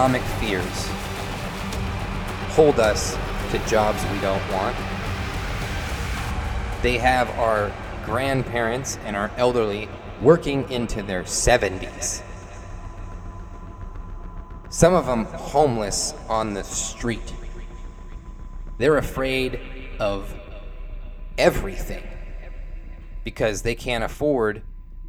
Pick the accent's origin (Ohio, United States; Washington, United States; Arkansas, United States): Washington, United States; Bellingham; I live in Bellingham, and our local vibe is, it's falling apart